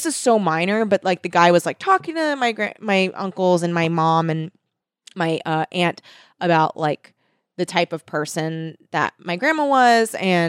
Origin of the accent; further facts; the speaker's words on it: California, United States; every time I've gone to Catalina and growing up in South Bay, it's like a thing to do.